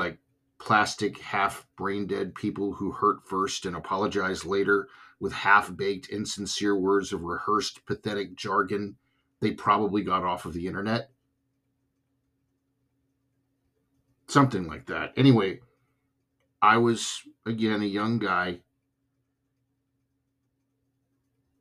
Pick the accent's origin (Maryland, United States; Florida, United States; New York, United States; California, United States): California, United States; I have roots on the East Coast, but I was raised in California